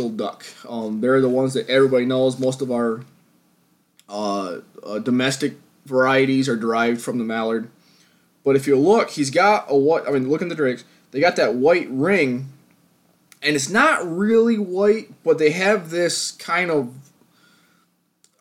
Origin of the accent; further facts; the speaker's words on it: New York, United States; my home state of New York